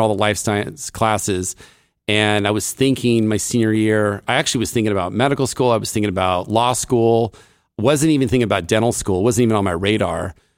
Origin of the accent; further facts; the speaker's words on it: Davis, California, United States; I grew up in Davis, uh, California